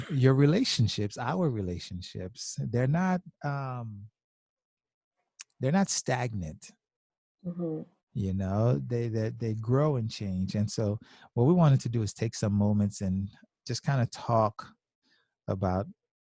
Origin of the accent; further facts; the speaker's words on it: South Florida, United States; I'm from South Florida